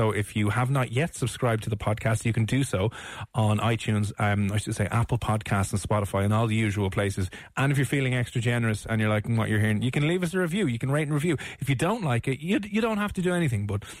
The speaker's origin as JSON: {"language": "English", "country": "Ireland", "said": "we're Irish"}